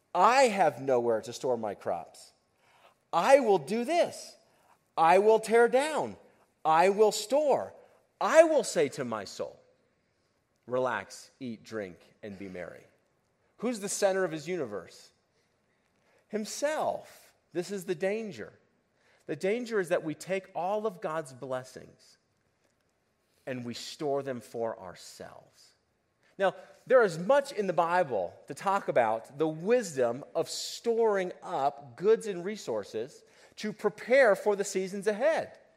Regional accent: United States

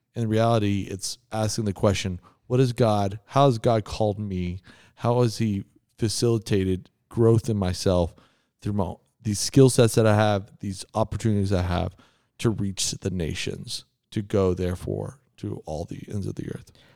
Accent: Texas, United States; moved away; I grew up in Texas

